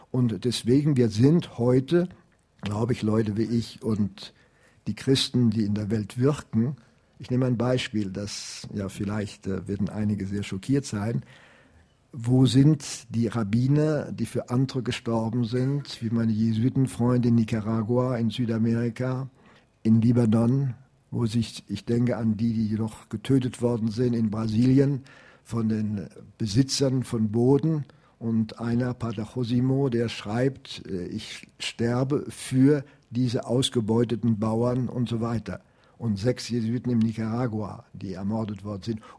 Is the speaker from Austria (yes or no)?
no; Prague, Czechia; Ich komme aus Prag, Jan Hus ist ein Begriff natürlich auch für jeden heutigen Zessen.